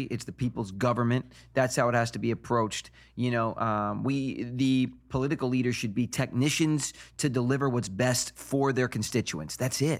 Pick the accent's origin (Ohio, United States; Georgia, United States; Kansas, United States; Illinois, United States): Illinois, United States; Chicago; But I'm Chicago. Chicago.